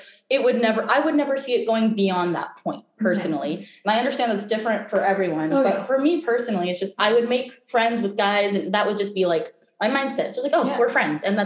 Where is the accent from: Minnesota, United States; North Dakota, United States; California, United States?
California, United States; Live Oak; born or raised there; also born or lived in Mexico; now in Sacramento, United States